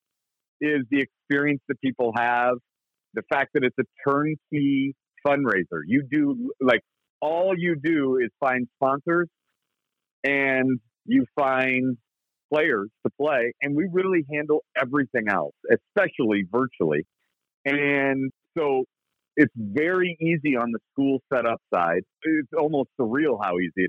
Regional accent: Indianapolis, Indiana, United States; I did a lot of my growing up in Indianapolis, Indiana, which is where I live now

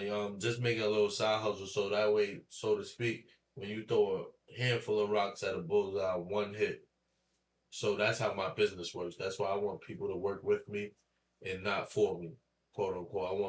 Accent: Harlem, New York, United States; Nah, I just really like, you know, I'm, I'm from Harlem. That's first of all.

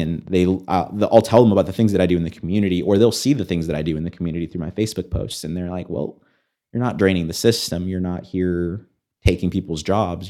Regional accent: United States; I grew up as an American and I, I have American values

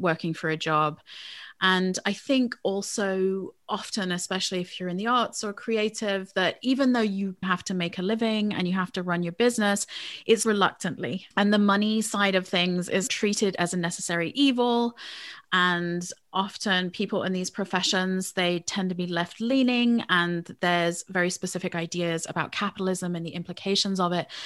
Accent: England, United Kingdom; born or raised there; moved away as an adult; now in United States

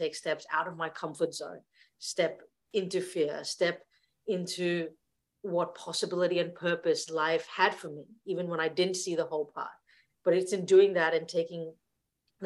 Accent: India; moved away; I grew up in India back in the 1980s

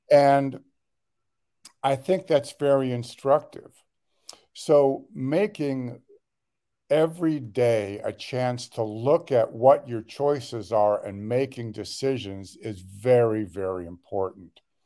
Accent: Los Angeles, California, United States; I was born and raised in the Los Angeles area. uh, the west side

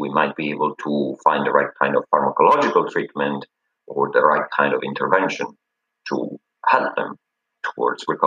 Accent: Italy; moved away as an adult; now in Cambridge, United Kingdom; I'm from Italy

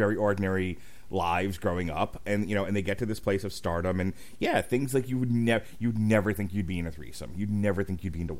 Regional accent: Ohio, United States; that seems like a fun thing I never thought I would do growing up in Ohio.

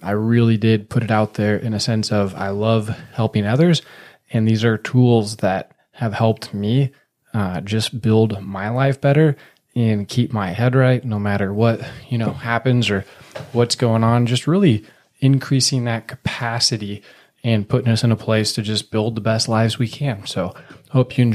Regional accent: United States; I was born in America

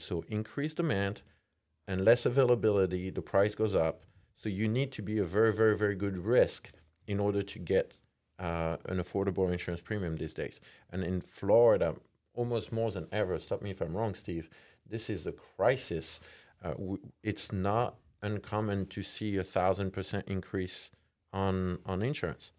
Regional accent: France; English is a second language; moved away as an adult; I'm from France. moved here about, like, uh, fifteen years ago

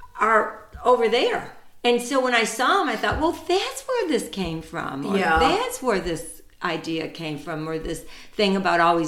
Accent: United States; I grew up here in an Italian culture, but I'm American

